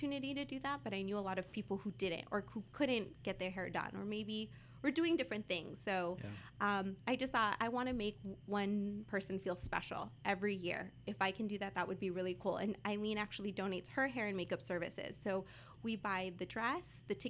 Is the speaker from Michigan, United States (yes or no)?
no; Whittier, California, United States; I grew up here in Whittier